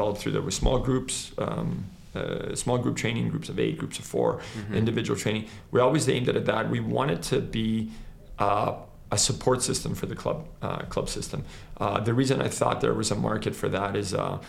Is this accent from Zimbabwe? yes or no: no; Canada; also born or lived in Croatia; I wasn't born in Canada, so I was born in Croatia and I came here when I was 9 years old